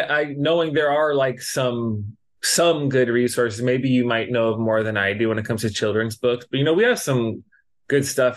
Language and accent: English; Los Angeles, California, United States; moved away as an adult; now in Hawaii, United States; we grew up in Los Angeles and like we moved out here for college